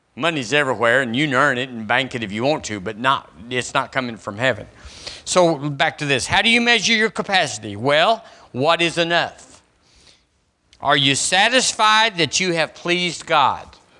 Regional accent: United States; as an American

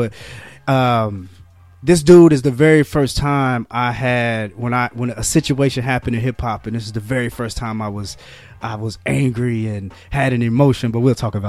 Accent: Marion, Indiana, United States; born or raised there

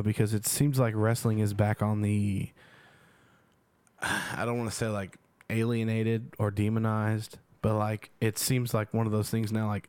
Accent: Texas, United States; we're from Texas.

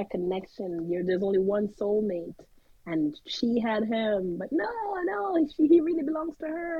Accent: Jamaica; now in California, United States; I am a Jamaican who lives in California, where this stuff is legal

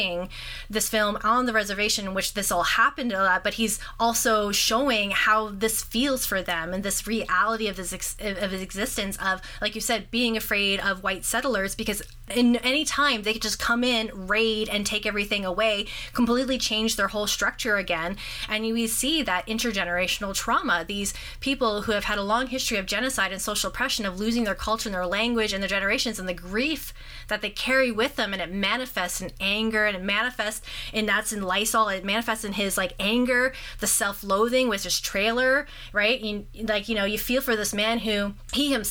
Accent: North Bay, Ontario, Canada; growing up in North Bay

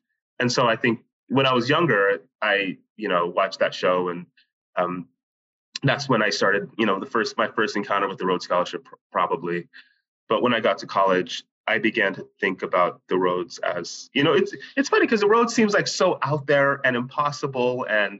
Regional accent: Utah, United States; My parents are from Nigeria. I was born and raised in Utah in America. So it's a state in the western part of the United States. It's fairly homogenous. It's I'd say 90-95% white, 90-95% a Mormon.

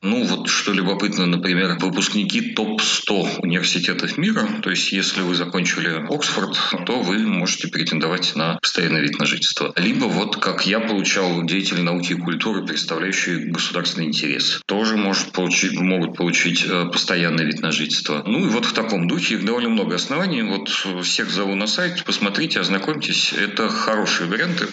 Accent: Moscow, Russia; moved away as an adult; now in Kyiv, Ukraine; я как москвич

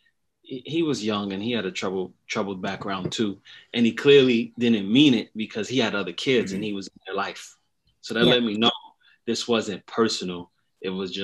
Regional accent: East Orange, New Jersey, United States; also born or lived in Newark, New Jersey; I'm from New Jersey, East Orange, New Jersey. I was born in Newark, New Jersey

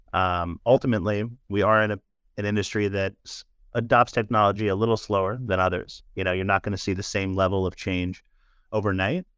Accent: San Francisco, California, United States; being born and raised in San Francisco

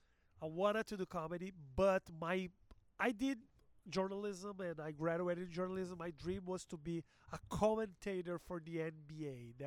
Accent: Porto Alegre, Rio Grande do Sul, Brazil; English is a second language; now in São Paulo, Brazil; I'm from Brazil. I am actually from Porto Alegre, which is a city in the south, but I live in São Paulo.

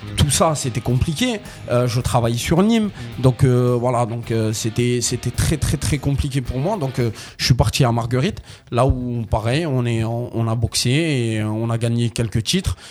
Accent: Algeria; je suis algérien, moi, de, de, de nationalité

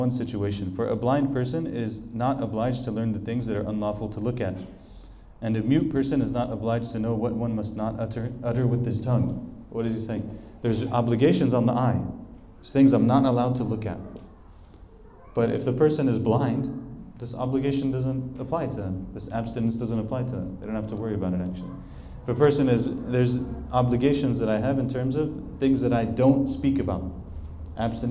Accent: United States; I'm from America

